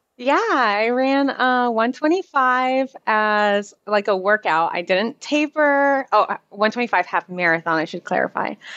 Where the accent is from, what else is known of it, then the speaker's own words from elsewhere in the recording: Orlando, Florida, United States; I'm from Orlando